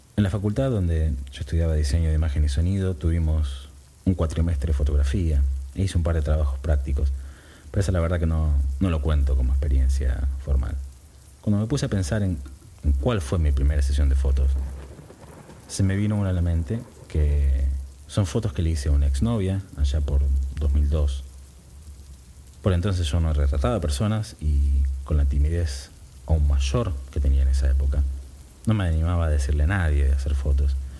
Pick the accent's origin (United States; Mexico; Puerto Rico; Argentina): Argentina; Buenos Aires; Yo vivía en el barrio de Devoto, cerca a una cuadra y pico de, de la General Paz